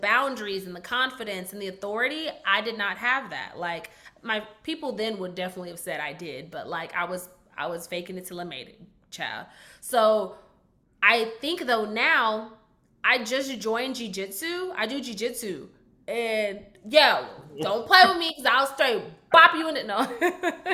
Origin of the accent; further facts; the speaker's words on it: Garland, Texas, United States; accent: Southern; also born or lived in Dallas, Texas / Tennessee / Alabama; I'm from Dallas. I was raised on Skillman and Idalia, and we like moved